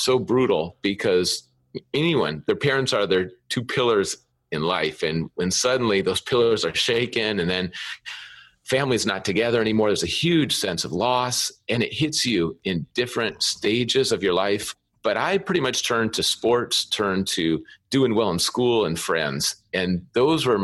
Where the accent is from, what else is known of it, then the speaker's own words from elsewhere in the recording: Minnesota, United States; also born or lived in California; now in Seattle, United States; I grew up in Minnesota